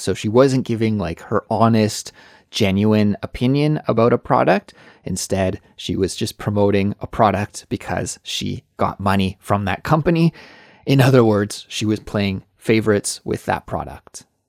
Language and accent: English; Kelowna, British Columbia, Canada; moved away as an adult; now in Seoul, South Korea; Kelowna is my hometown, but that I hadn't lived there for at least fifteen years